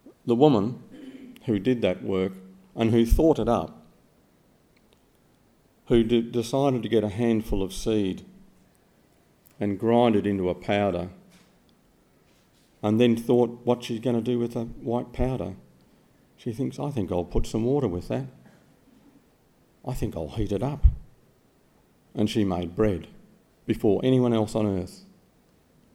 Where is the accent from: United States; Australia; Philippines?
Australia; that's my passport, I'm Australian